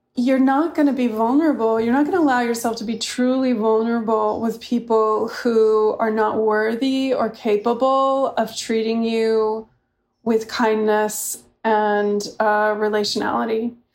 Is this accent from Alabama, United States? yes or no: no; San Luis Obispo, California, United States; also born or lived in Santa Barbara, California; I grew up mainly in San Luis Obispo and Santa Barbara.